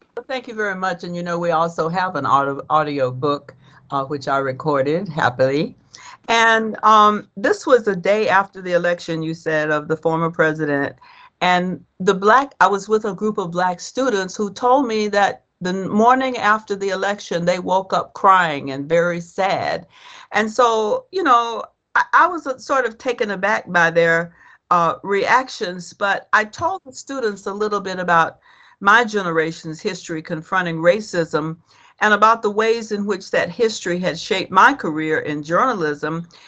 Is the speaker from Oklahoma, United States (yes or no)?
no; Georgia, United States; I grew up in Georgia, so I knew black people and I knew white people